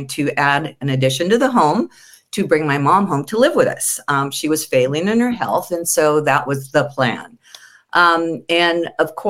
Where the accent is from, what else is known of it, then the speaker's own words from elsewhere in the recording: San Diego, California, United States; I was born and raised in California, specifically San Diego. And I've been here